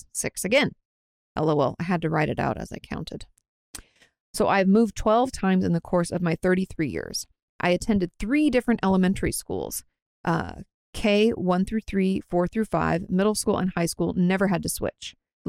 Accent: Washington, United States; I grew up like in Washington State, if you guys don't know, just outside of Olympia

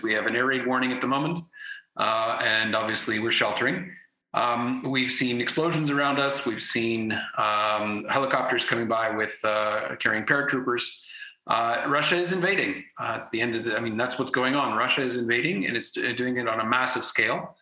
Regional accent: Canada; moved away as an adult; also born or lived in Ukraine; now in Kyiv, Ukraine; I grew up in Canada, hence my accent. I've been living in Ukraine for 20 years

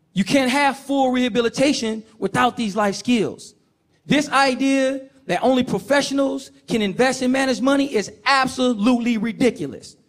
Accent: Oakland, California, United States; I grew up in Oakland, California, with my mother

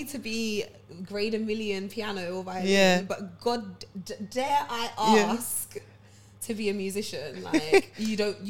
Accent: Ghana

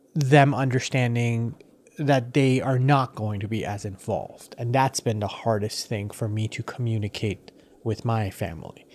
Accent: United States; also born or lived in Iran; I've grown up more as an American than anything

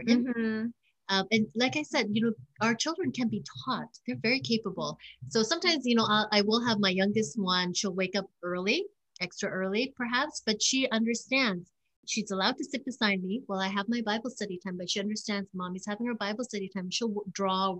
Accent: Canada; I'm from Canada. We use kilometers.

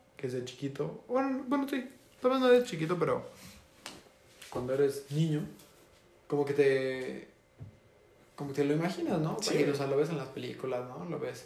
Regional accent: Mexico; aquí en México, ah, que somos mexicanos. Por si no habían escuchado nuestro acento

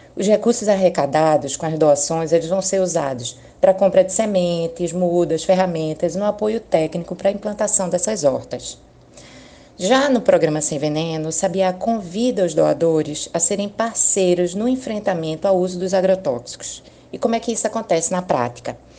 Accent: Pernambuco, Brazil; sou pernambucana

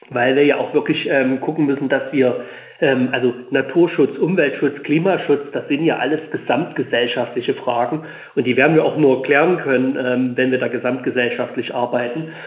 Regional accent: Leipzig, Saxony, Germany; ich komme aus Sachsen, ich bin gebürtiger Leipziger, lebe jetzt auf dem Land

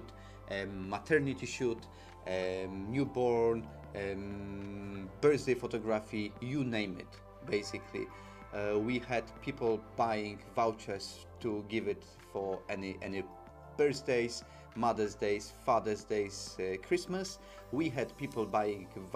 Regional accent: Poland; now in London, United Kingdom; We are purely made in Poland, 100% Polish, live in London

